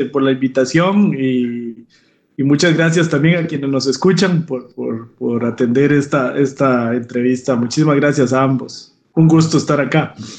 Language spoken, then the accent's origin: Spanish; Grecia, Alajuela, Costa Rica; moved away as an adult; also born or lived in San José, Costa Rica / France; yo soy originario de, Grecia, Alajuela, Costa Rica. Este, y pues ahí hice mis estudios de primaria y secundaria